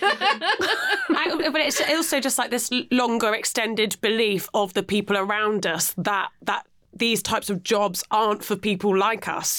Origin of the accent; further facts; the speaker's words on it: Penzance, South West England, United Kingdom; now in London, United Kingdom; I'm from Penzance, like yeah, ah. out, on the way out to Land's End